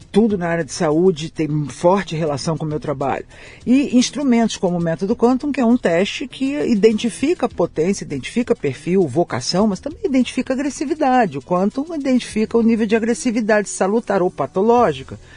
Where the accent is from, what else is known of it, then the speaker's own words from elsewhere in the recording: São Paulo, Brazil; born there; Eu nasci em São Paulo com esse carioquês todo.